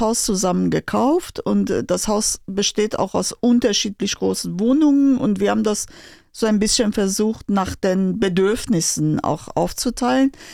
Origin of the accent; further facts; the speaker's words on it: Tehran, Tehran Province, Iran; German is a second language; moved away as an adult; also born or lived in Berlin, Germany; now in Schlenzer, Germany; ich komme aus Teheran. Ich habe immer in Großstadt gelebt.